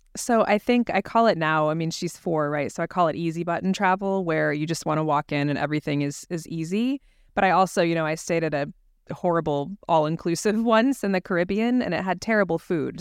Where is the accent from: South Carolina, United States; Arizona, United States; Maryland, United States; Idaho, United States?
Arizona, United States; Scottsdale; moved away; my hometown of Scottsdale, Arizona